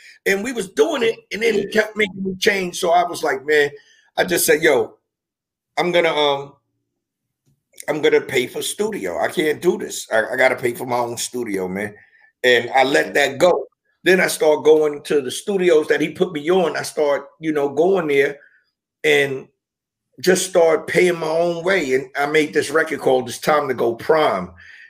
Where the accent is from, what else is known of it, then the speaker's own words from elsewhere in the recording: New York City, New York, United States; also born or lived in Far Rockaway, Queens; I'm from Brooklyn, moved to Queens.